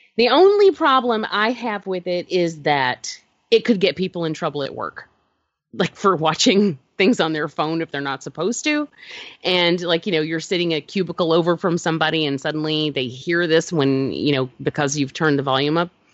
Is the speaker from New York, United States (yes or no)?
no; Georgia, United States; I'm from Georgia